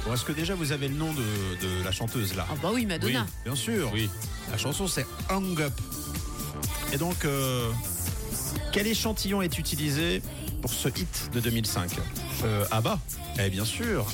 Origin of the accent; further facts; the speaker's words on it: Switzerland; chez nous en Suisse